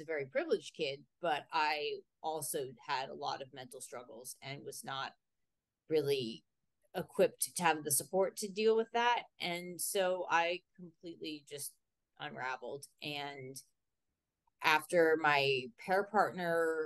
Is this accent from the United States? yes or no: yes; Lancaster, Pennsylvania, United States; born or raised there